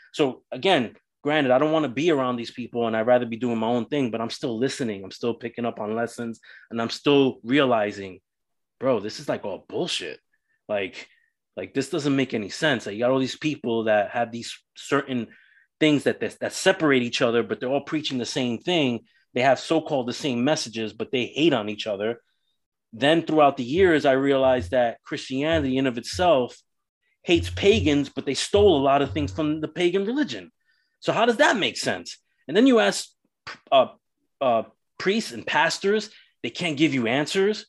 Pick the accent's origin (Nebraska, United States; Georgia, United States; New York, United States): New York, United States; New York City; So growing up in New York City, I grew up Roman Catholic